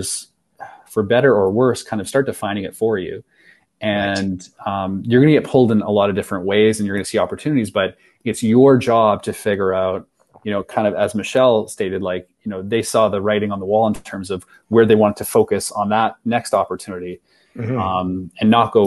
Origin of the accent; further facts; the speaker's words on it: Saskatchewan, Canada; oh no, Saskatchewan.